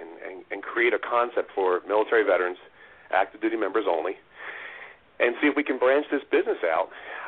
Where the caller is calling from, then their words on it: Wayne, Pennsylvania, United States; I'm from Wayne, Pennsylvania.